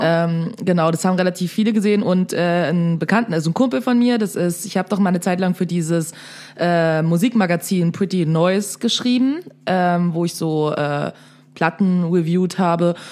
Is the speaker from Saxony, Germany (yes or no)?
yes; Dresden, Saxony, Germany; also born or lived in Berlin; da, wo ich herkomme, aka Dresden